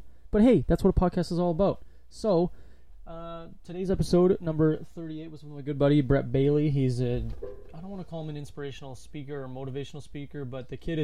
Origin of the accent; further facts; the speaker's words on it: Thunder Bay, Ontario, Canada; moved away; I was born in Thunder Bay, which is just in Ontario